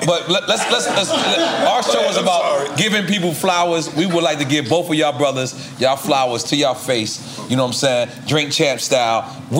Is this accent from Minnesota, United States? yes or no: no; New York City, New York, United States; I'm not from Queensbridge. I'm from Left Rack.